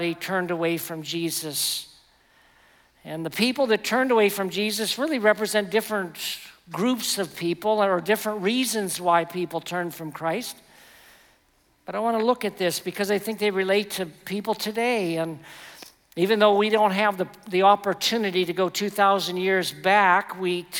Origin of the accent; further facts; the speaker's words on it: West Virginia, United States; I'm from West Virginia